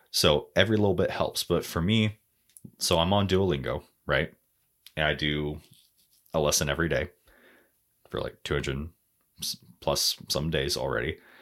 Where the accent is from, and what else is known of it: United States; accent: American